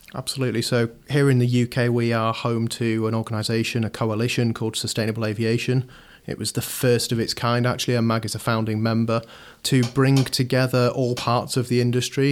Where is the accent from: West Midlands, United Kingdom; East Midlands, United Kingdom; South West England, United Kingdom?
West Midlands, United Kingdom; Shropshire; moved away as an adult; now in Manchester, United Kingdom; I grew up in Shropshire, moved here as many, many thousands of people do each year to come to university